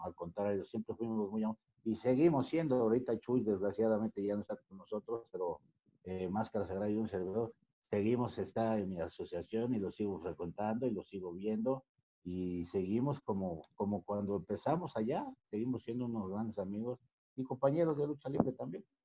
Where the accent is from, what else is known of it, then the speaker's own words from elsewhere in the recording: Veracruz, Mexico; moved away as an adult; also born or lived in Xalapa, Veracruz / Mexico City; yo soy de Veracruz, yo nací en Veracruz, pero estudié en Jalapa, Veracruz